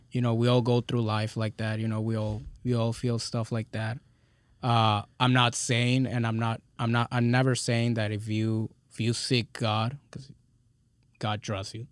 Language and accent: English; Texas, United States; also born or lived in California